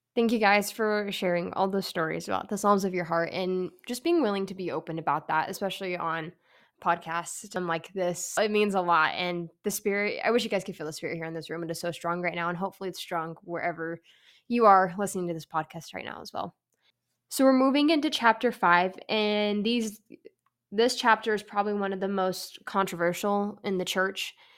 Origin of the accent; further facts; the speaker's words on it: California, United States; moved away; I am from California